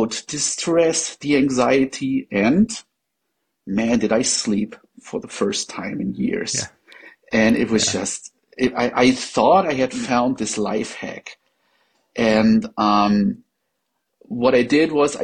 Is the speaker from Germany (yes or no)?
yes; Germany; English is a second language; I am not a native English speaker. I'm from Germany